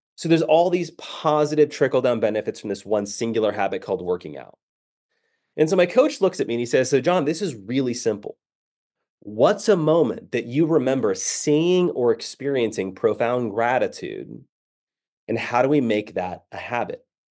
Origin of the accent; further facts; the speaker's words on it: San Diego, California, United States; moved away as an adult; now in Dallas, United States; I grew up in San Diego